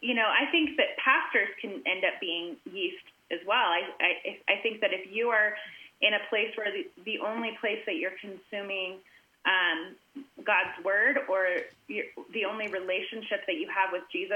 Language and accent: English; United States; also born or lived in Mexico; So we are Americans. We were lucky enough to be born between a set amount of borders that made us American.